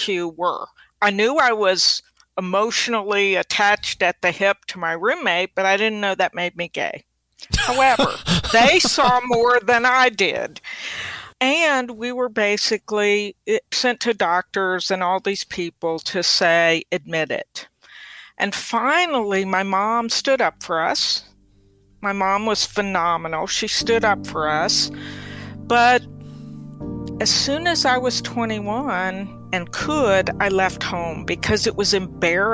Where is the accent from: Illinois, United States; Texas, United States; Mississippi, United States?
Mississippi, United States; also born or lived in Europe; growing up in Mississippi, we moved to Mississippi from Europe when my dad died when I was six